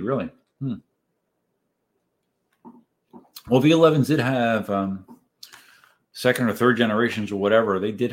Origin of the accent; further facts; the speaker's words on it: Reading, Pennsylvania, United States; moved away as an adult; I am originally from Southeast Pennsylvania. I lived in the greater Reading area for the first 32 years of life